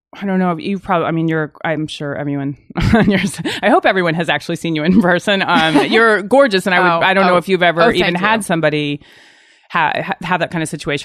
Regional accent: Virginia, United States; go back to like I'm from Virginia and I go there

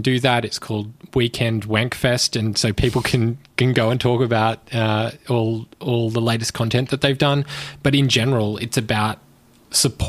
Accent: Brisbane, Queensland, Australia; also born or lived in Melbourne; I grew up mostly in Brisbane. I was born in Melbourne, but grew up in Queensland.

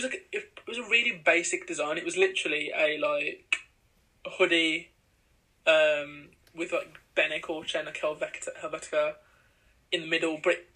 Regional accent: India; cause obviously we're from India. {S2} Yeah. {S1} Like, our families are

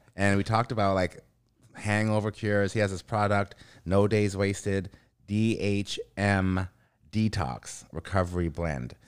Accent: Vancouver, British Columbia, Canada; I'm from here. I'm Canadian

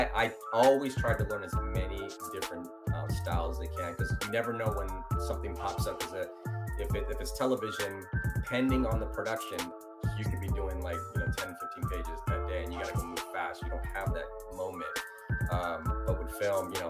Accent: Virginia Beach, Virginia, United States; accent: American; first language Italian; English is a second language; moved away as an adult; also born or lived in Naples, Italy / New York / Los Angeles; I from Naples, Italy, moved to the States at 9, but I grew up in Virginia Beach

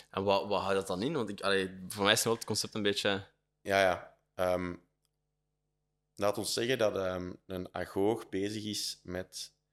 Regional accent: Leuven, Flemish Brabant, Belgium; Dus ik ben fier dat ik van Leuven ben, maar ik ben ook wel helemaal oké dat ik daar weg ben. Ja, dus in die eerste move was echt van Leuven naar Brussel.

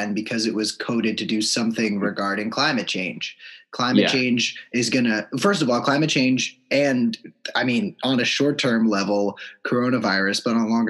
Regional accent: United States; I'm an American

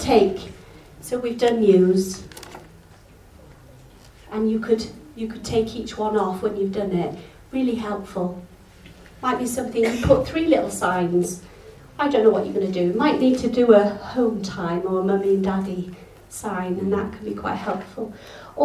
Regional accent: Yorkshire and the Humber, United Kingdom; now in Wales; I'm English, I'm Yorkshire

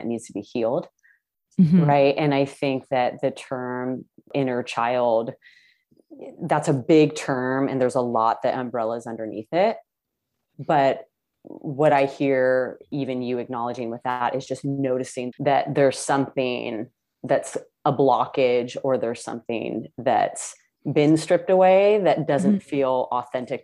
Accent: Palos Verdes, California, United States; also born or lived in Santa Barbara, California / San Diego, California; I've always lived in California. I'm from the South Bay area of Los Angeles, specifically Palos Verdes

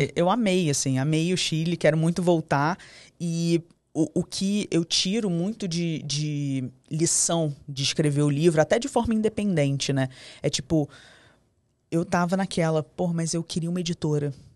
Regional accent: Rio de Janeiro, Brazil; A gente é carioca, a gente tem licença poética pra falar palavrão

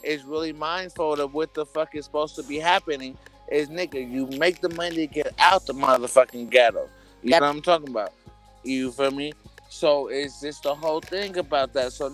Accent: Oakland, California, United States; I'm from East Oakland, California

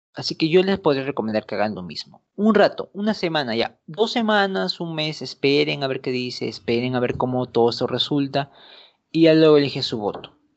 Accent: Peru; nosotros como peruanos

